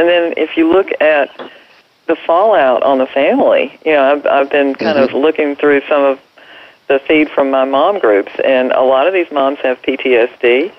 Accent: North Carolina, United States; You know, I'm from North Carolina.

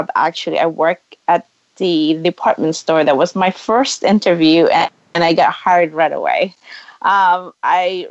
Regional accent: Philippines; moved away as an adult; now in United States; I grew up in the Philippines.

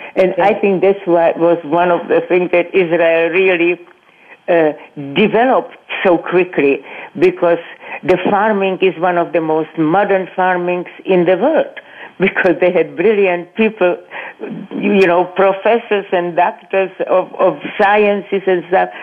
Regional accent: Brno, South Moravian Region, Czechia; moved away; I was born in Brno, BRNO, Czechoslovakia

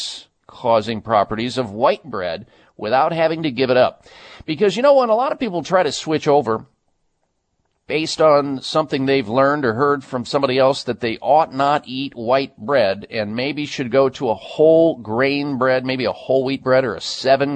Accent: Midwest, United States; growing up in the Midwest

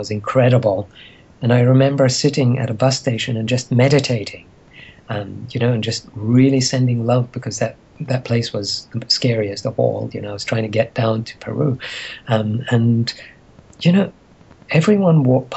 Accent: Egypt; moved away; I grew up in Egypt during a time when there was turmoil

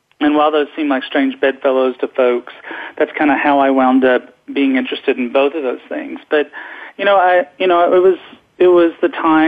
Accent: the South, United States; also born or lived in Knoxville, Tennessee; I was raised in the South

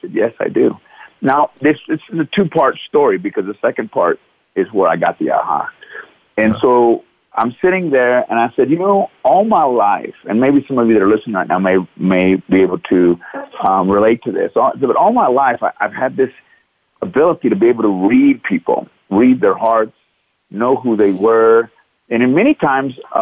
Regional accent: Midlothian, Texas, United States; I grew up Midlothian, Texas

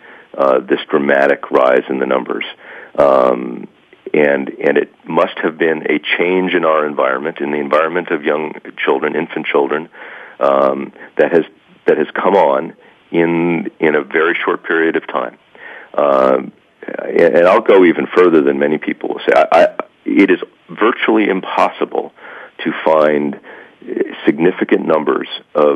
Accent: New Jersey, United States; I grew up in New Jersey. I'm a white Caucasian male born in New Jersey

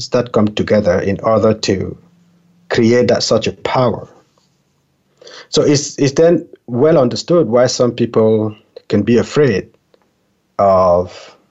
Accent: Cameroon; English is a second language; moved away; I was born in Cameroon, a very tiny country in Central Africa. I remember, even as a child being in Cameroon

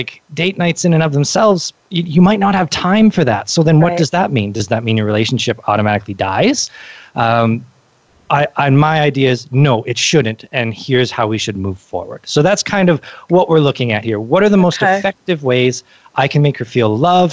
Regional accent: Canada; I'm from Canada

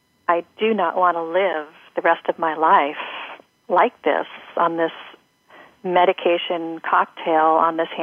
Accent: Seattle, Washington, United States; I grew up in Seattle in a dysfunctional household

